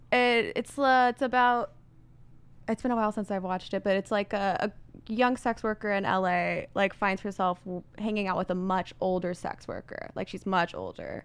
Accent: Indiana, United States; moved away; I'm just from Indiana

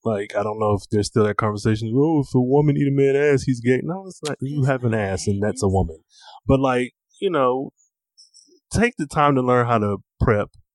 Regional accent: Michigan, United States; I'm from Michigan, and mm-hmm. so Detroit is like an hour from my hometown.

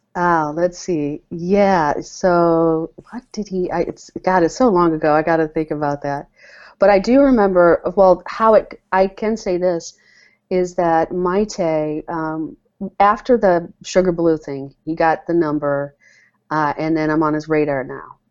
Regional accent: Ann Arbor, Michigan, United States; also born or lived in London, England / New York City / Detroit, Michigan; I grew up in the Michigan area, Ann Arbor, Michigan

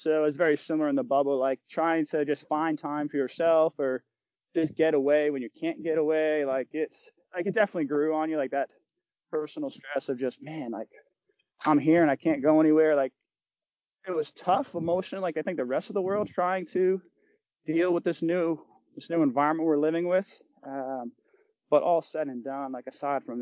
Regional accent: Rhode Island, United States; I'm from Rhode Island.

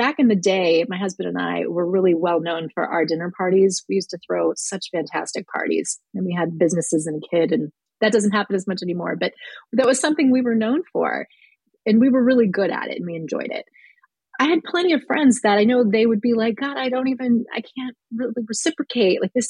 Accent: Midwest, United States; I'm from the Midwest

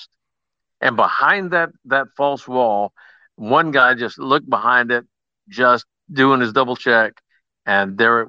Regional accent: Lawton, Oklahoma, United States; I grew up in Lawton, Oklahoma

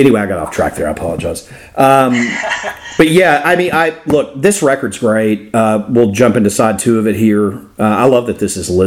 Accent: Florida, United States; I grew up in Florida

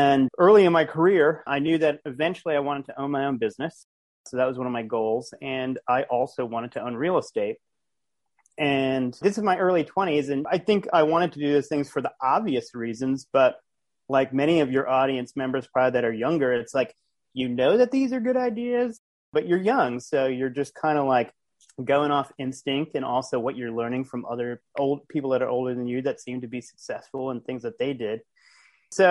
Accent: Providence, Rhode Island, United States; also born or lived in Los Angeles, United States; now in Florida, United States; I'm from Providence, Rhode Island originally, but I currently live in Florida

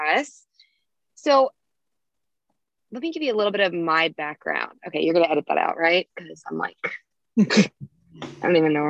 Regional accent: South Florida, United States; now in Southern Maine, United States; I grew up in South Florida

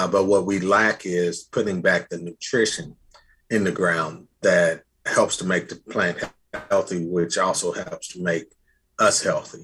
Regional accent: Indianapolis, Indiana, United States; I'm from Indianapolis

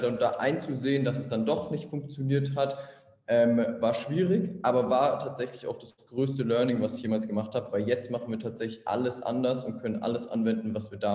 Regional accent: Munich, Bavaria, Germany; moved away as an adult; now in Berlin, Germany; ich komme ursprünglich aus München, bin vor vier Jahren nach Berlin gezogen, ursprünglich mal zum Studieren. War am Anfang schwierig. München, Berlin sind wie zwei unterschiedliche Länder teilweise

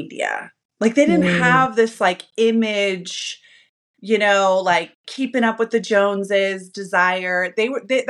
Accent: Utah, United States; I am from Utah. And I am not the predominant faith here. And I was raised by an alcoholic mom

